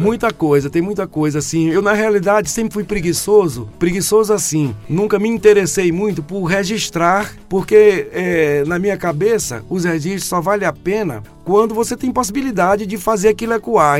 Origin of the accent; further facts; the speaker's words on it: Carolina, Maranhão, Brazil; Sou maranhense de Carolina, é. dia 2 de setembro de 1964. Ixi, tive a graça de chegar, tive a graça de chegar ao mundo ali naquela terra tão maravilhosa.